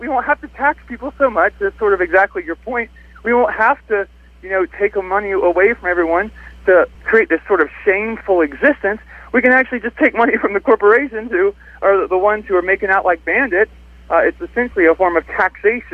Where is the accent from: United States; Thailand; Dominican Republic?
United States; South Carolina; I'm from South Carolina.